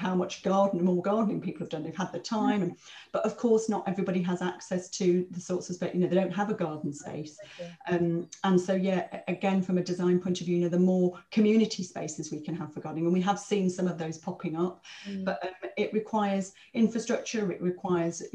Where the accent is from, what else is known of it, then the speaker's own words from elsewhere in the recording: Blackpool, North West England, United Kingdom; also born or lived in King's Cross, London; now in London, United Kingdom; I'm from Blackpool. I grew up next to one of the biggest council estates in Blackpool.